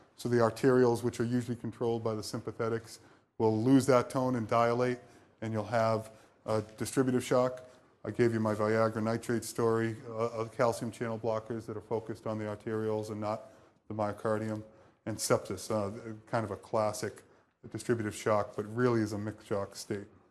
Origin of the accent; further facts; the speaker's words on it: Boston, Massachusetts, United States; moved away; I'm from Boston